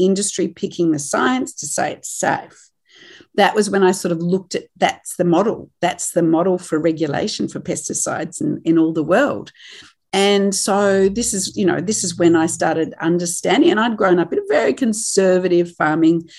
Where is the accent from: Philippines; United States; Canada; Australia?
Australia; moved away as an adult; now in New Zealand; I am Australian. I've been based here since 2007, married into a farming family, and I come from a farming family in Australia